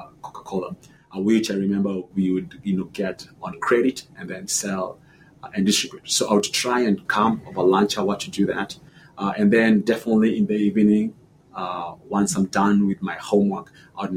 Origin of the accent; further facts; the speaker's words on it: Nairobi, Kenya; also born or lived in Washington, D.C.; now in United States; I was born in Bahati.